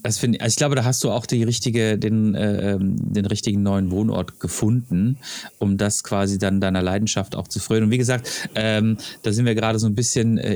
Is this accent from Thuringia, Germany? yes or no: no; Freiburg, Baden-Württemberg, Germany; moved away; ich komme aus Freiburg